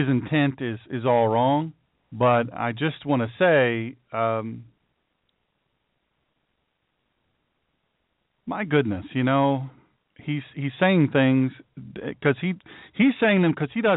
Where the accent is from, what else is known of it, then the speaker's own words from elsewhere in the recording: the South, United States; I'm from the South